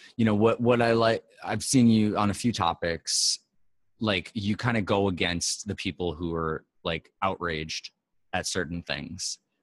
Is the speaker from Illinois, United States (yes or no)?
no; New York, United States; I'm from New York, born and raised